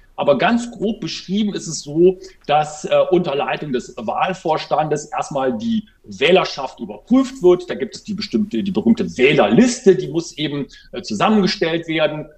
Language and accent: German; Germany; bei uns in Deutschland